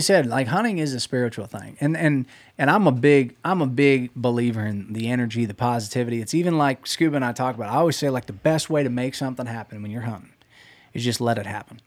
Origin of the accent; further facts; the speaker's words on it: Pennsylvania, United States; When I grew up hunting in Pennsylvania